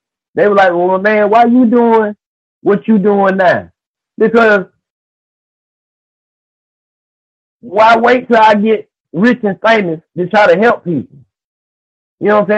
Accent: Albany, Georgia, United States; moved away; I was just in Albany, Georgia, which is my hometown

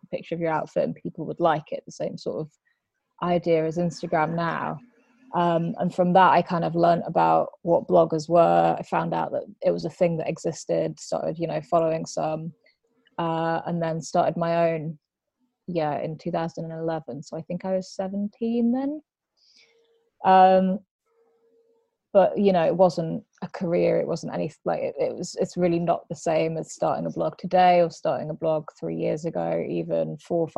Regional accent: near Blackburn, East Lancashire, North West England, United Kingdom; moved away as an adult; now in London, United Kingdom; I grew up near Blackburn, which is a town in East Lancashire, sort of Manchester way

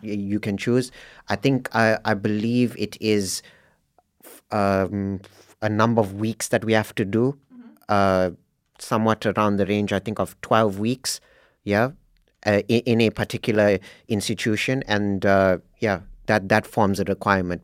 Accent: South Africa; moved away as an adult; now in Norway; I'm from South Africa

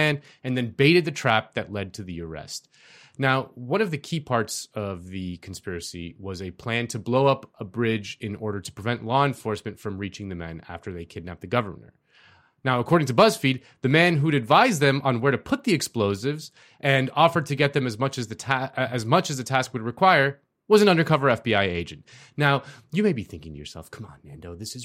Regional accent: Miami, Florida, United States; my hometown of Miami

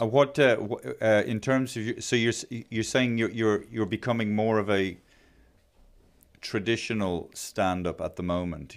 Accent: Ireland; it's an accident of birth that I'm Irish

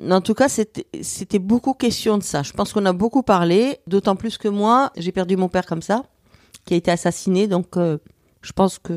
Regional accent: Marseille, Provence-Alpes-Côte d'Azur, France; Donc moi, je, je viens de Marseille parce que toute la période où j'étais à Marseille, ben, on se voyait pareil de manière épisodique

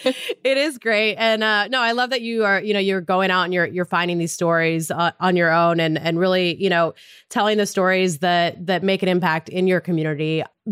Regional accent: Montana, United States; moved away; my early journalism days back in my hometown in Montana

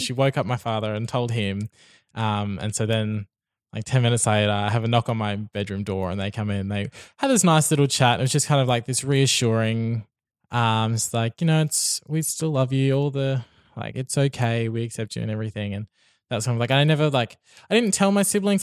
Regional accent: Brisbane, Queensland, Australia; I've lived in Brisbane my whole life

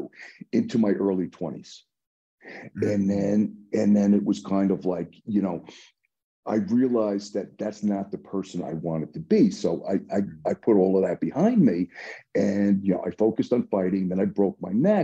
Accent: New York City, New York, United States; I grew up in the Bronx

